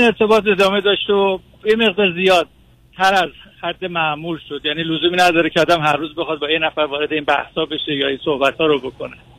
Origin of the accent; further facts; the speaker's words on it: Iran; now in United States; من ایرانی هستم مقیم آمریکا هستم